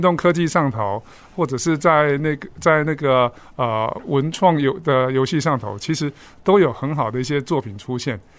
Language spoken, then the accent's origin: Chinese; Kaohsiung, Taiwan; also born or lived in northern Taiwan; 在我二十六岁 回到高雄的时候，我是高雄人啊